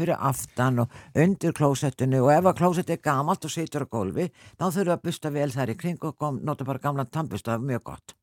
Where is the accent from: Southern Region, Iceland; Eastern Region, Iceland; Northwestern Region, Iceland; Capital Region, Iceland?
Southern Region, Iceland; Selfoss; ég, náttúrulega frá Selfoss